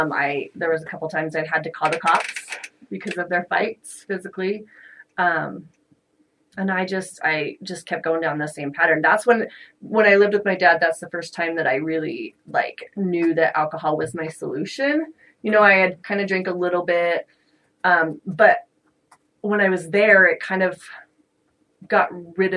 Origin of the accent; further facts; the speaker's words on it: Layton, Utah, United States; also born or lived in Morgan, Utah; I was coming from Layton